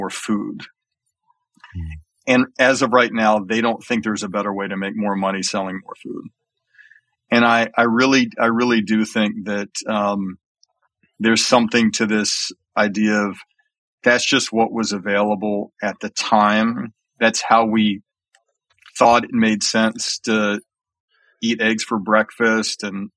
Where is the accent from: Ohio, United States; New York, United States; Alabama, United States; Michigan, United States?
Alabama, United States; I grew up in Alabama